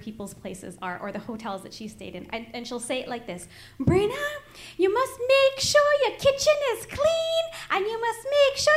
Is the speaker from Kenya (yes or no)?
no; Canada; I was born in Canada